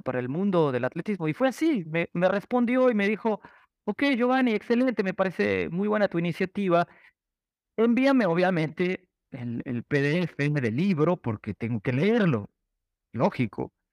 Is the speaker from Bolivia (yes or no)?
no; Ecuador; moved away; regresé a Ecuador